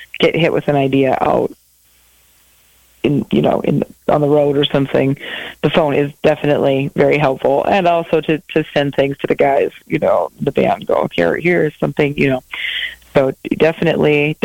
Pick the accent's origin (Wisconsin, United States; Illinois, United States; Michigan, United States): Wisconsin, United States; moved away as an adult; also born or lived in Minneapolis, Minnesota; I grew up in Wisconsin in a small town, and I moved to Minneapolis and lived there for almost 20 years